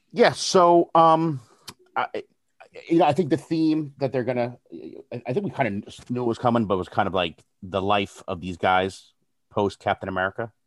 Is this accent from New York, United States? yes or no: no; New Jersey, United States; I'm from New Jersey